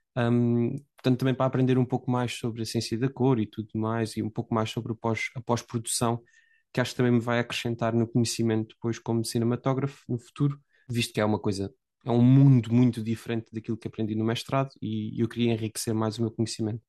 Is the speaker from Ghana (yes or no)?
no; Portugal; moved away as an adult; now in England, United Kingdom; A única razão pela qual eu saí de Portugal foi derivado ao mestrado que tirei